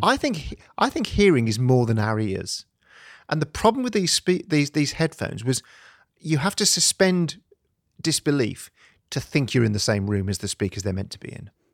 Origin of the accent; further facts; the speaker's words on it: United Kingdom; I'm typically British